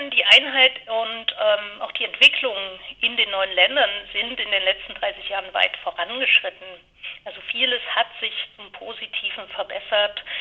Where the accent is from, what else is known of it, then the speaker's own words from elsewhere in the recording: Dresden, Saxony, Germany; Ich stamme ähm, aus Dresden, also aus der ähm, damaligen DDR